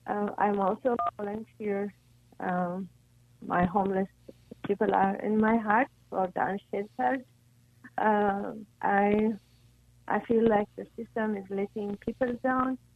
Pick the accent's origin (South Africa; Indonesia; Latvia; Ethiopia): Ethiopia; now in Los Angeles, United States; I'm originally from Ethiopia, so we are Ethiopians.